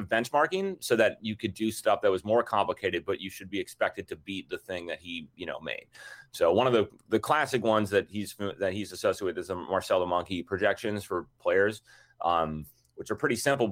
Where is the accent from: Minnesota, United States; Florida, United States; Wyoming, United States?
Minnesota, United States; We grew up, even though we're from Minnesota, and our dad played hockey